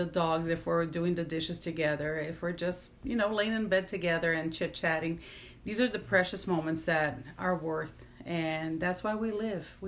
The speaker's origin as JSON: {"language": "English", "town": "Recife", "region": "Pernambuco", "country": "Brazil", "moved": "yes", "lives_now": "Mississippi, United States", "said": "I'm from Recife"}